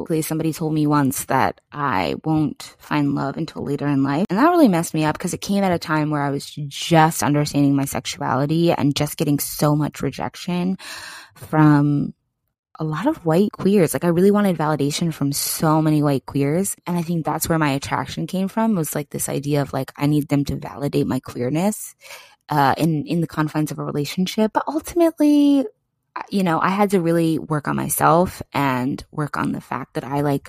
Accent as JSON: {"language": "English", "region": "East Coast", "country": "United States", "said": "I mean, I'm loud, but that's because I have Leo Moon. And I'm just a loud, I'm from the East Coast."}